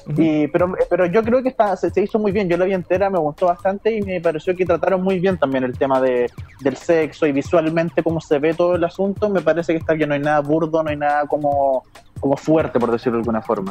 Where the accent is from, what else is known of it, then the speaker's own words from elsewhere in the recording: Chile; now in New York, United States; Vuelvo a mi patria